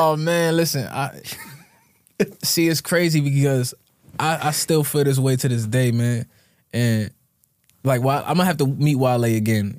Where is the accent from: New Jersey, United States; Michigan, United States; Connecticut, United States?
Connecticut, United States; Bloomfield; I grew up in Bloomfield, Connecticut, so shout out to Bloomfield.